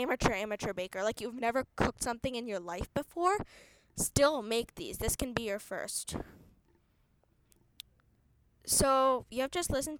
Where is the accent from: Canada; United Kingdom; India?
India; I'm from India